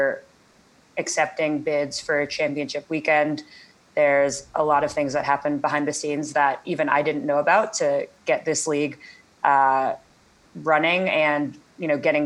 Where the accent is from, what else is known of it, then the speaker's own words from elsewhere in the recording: Atlanta, Georgia, United States; moved away as an adult; also born or lived in Los Angeles; I grew up in Atlanta, Georgia